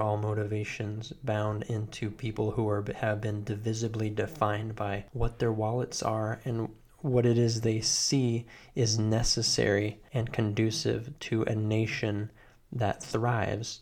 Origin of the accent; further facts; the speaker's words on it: United States; I am an American.